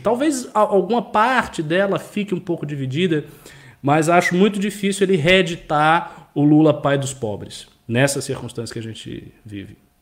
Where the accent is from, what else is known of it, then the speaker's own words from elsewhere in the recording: Bahia, Brazil; da minha região, eu sou da Bahia